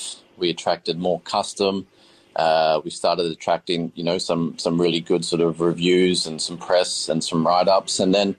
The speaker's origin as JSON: {"language": "English", "region": "Queensland", "country": "Australia", "said": "I'm the oldest of six boys. So I come from Queensland and we never really ate out at all."}